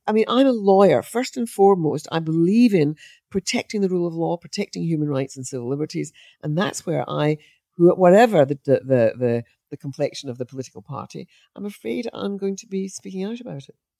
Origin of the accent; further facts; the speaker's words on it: Scot, Scotland, United Kingdom; as a Scot